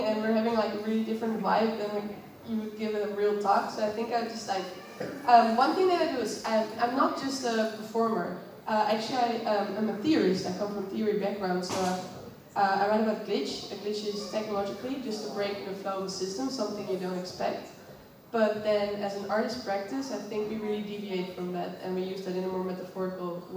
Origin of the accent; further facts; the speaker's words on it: Netherlands; I come from the Netherlands